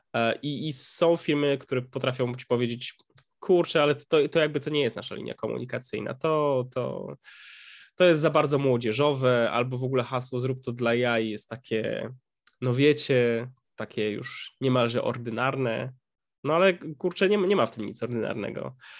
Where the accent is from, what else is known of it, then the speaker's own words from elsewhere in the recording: Upper Silesia, Poland; my sami jesteśmy z, z Górnego Śląska